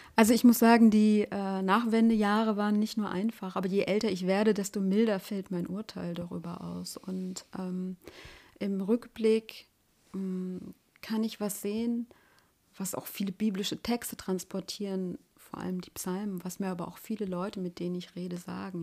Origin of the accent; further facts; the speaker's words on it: Germany; ich bin noch in der DDR geboren